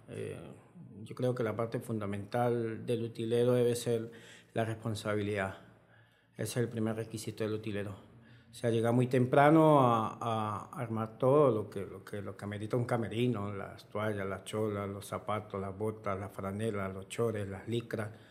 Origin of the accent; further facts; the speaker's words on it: Bramón, Táchira, Venezuela; Soy más conocido en mi pueblo, en en Bramón